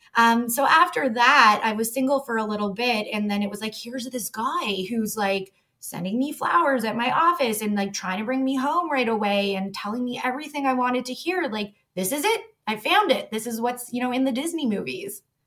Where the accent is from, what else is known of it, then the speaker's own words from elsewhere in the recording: Toronto, Ontario, Canada; I grew up in Toronto